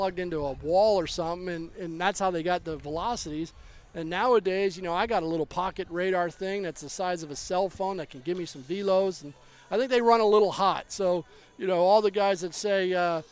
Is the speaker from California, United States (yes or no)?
no; Baltimore, Maryland, United States; I was born in Baltimore